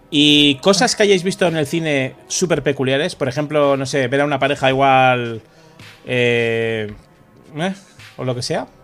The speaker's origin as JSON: {"language": "Spanish", "town": "Ordizia", "region": "Basque Country", "country": "Spain", "tie": "born or raised there", "moved": "yes", "lives_now": "Madrid, Spain", "said": "en Ordicia, en mi pueblo"}